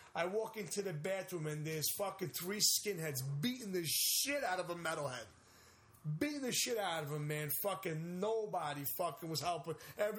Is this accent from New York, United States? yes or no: yes; West Babylon, New York, United States; also born or lived in Brooklyn; When I was living in West Babylon